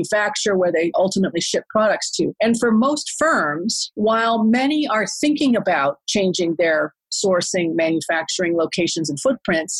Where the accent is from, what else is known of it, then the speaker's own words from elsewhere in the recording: United States; moved away as an adult; now in Singapore; I am an American, but I've been here in Singapore for more than 16 years